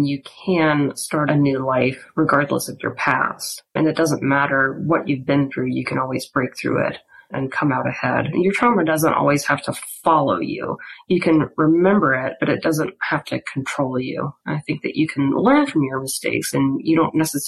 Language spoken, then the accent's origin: English; Port Vincent, Louisiana, United States; My childhood home and an old family boarding house that's based out of my hometown, Port Vincent, Louisiana